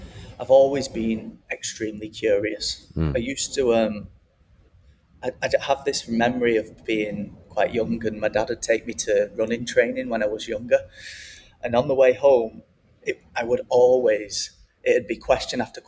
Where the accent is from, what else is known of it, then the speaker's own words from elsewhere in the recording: Wigan, North West England, United Kingdom; moved away as an adult; also born or lived in Manchester / London / Australia; now in Mexico; my hometown Wigan